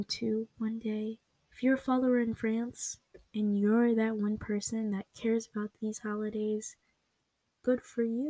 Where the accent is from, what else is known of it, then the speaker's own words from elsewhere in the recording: United States; For me, I live in America. I'm American